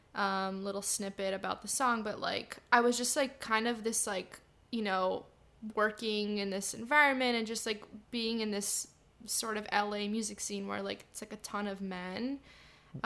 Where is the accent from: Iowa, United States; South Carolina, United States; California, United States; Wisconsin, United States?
California, United States; San Diego; also born or lived in Chicago, Illinois, United States; We all moved to San Diego when I was five